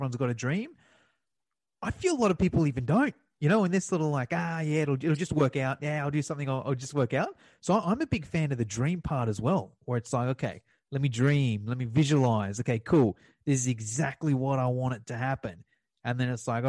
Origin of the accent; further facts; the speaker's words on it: Australia; I'm from Australia